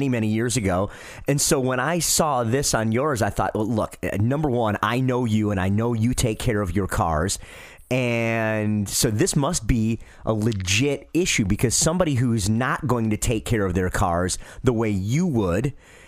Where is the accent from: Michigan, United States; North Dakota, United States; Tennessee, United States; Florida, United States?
Michigan, United States; I'm from Michigan